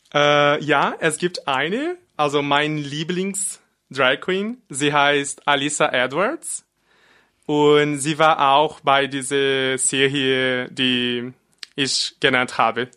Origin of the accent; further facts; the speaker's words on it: Brazil; German is a second language; moved away as an adult; now in Freiburg, Germany; ich bin in Brasilien geboren und vor fast zwei Jahren nach Deutschland gezogen.